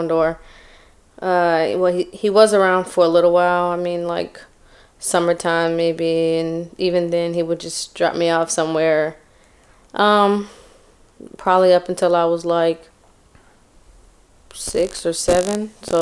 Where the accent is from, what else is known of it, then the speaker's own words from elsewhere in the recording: Charleston, South Carolina, United States; I'm from Charleston, but I was born in North Carolina.